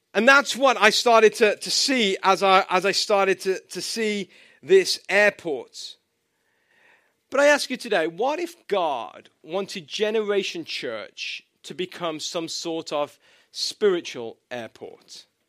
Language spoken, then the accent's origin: English; England, United Kingdom; moved away; I'm from England